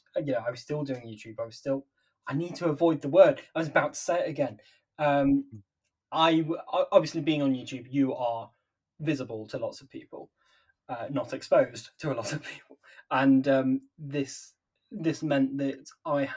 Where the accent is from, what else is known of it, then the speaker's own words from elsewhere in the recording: Nottingham, East Midlands, United Kingdom; I'm from Nottingham